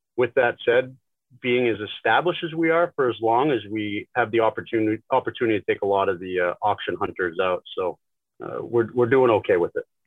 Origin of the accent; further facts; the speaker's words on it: Northern New Hampshire, United States; we grew up in Northern New Hampshire